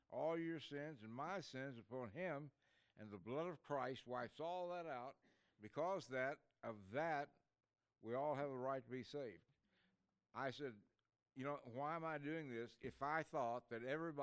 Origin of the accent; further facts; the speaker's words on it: Ada, Oklahoma, United States; I grew up in a place called Ada, Oklahoma